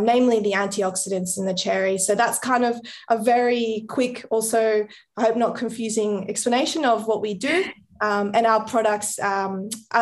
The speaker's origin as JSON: {"language": "English", "country": "Colombia", "moved": "yes", "lives_now": "Australia", "said": "I'm from Colombia"}